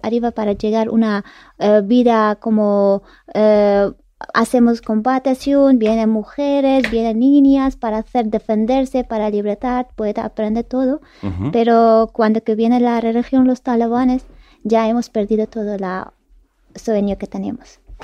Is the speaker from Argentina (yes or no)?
no; Kabul, Afghanistan; Spanish is a second language; moved away as an adult; now in Spain; Mi padre es de Parwan, mi madre ah. es de Panjshir y yo nací en Kabul